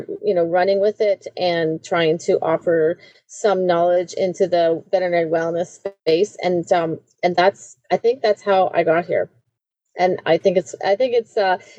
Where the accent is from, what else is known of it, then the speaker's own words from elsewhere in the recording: Southern Ontario, Canada; moved away as an adult; also born or lived in the prairies / United Kingdom; now in Winnipeg, Canada; I was raised in Southern Ontario